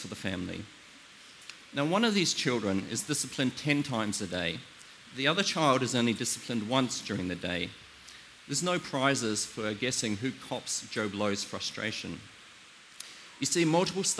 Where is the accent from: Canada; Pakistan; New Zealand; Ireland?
New Zealand; I come from New Zealand